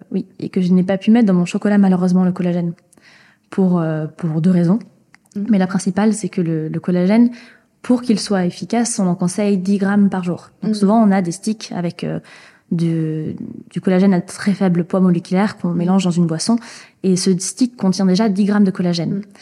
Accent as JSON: {"language": "French", "region": "Nouvelle-Aquitaine", "country": "France", "said": "Moi, je viens du Pays Basque, mhm."}